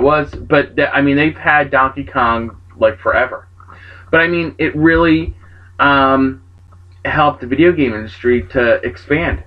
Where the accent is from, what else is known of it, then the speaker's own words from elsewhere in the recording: New Jersey, United States; I'm from Jersey.